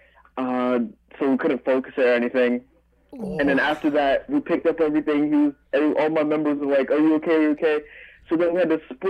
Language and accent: English; New York City, New York, United States; also born or lived in North Carolina; Yeah, I grew up here.